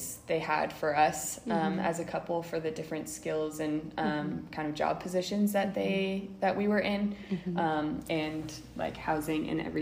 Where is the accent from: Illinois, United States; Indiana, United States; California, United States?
California, United States; Orange County; moved away as an adult; now in Uganda; I grew up in Orange County. Like, I never really left Orange County for a while